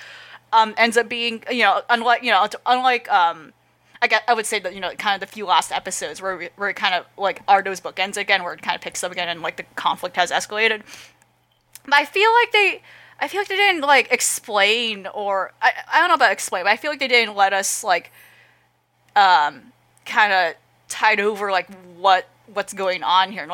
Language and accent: English; United States; me as an American